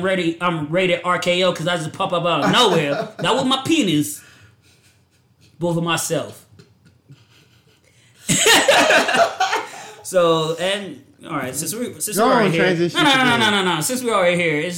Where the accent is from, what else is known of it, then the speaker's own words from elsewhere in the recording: Georgia, United States; I'm from Georgia. I was raised by women.